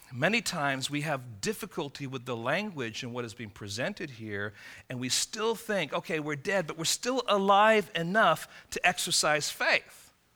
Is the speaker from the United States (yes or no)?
no; England, United Kingdom; moved away; I'm from England.